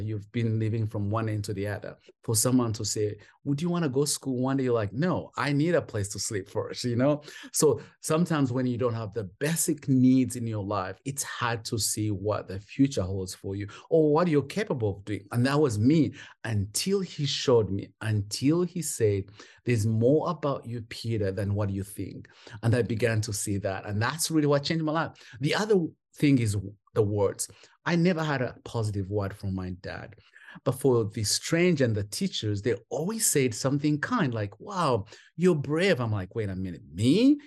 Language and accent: English; Kampala, Central Region, Uganda; moved away as an adult; also born or lived in England / Rwanda; now in North Carolina, United States; was a street kid for most of my years in Kampala